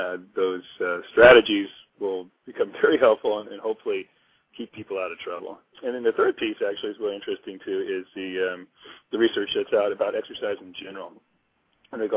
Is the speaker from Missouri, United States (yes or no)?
yes; Missouri, United States; also born or lived in Chicago; now in Hawaii, United States; I grew up in Missouri